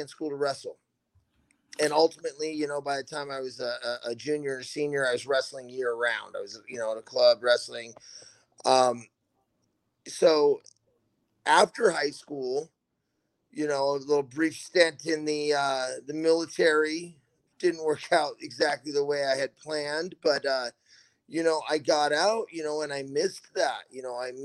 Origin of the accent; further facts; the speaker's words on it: Mount Hood, Oregon, United States; also born or lived in Portland, Oregon; I grew up on Mount Hood up until about seventh grade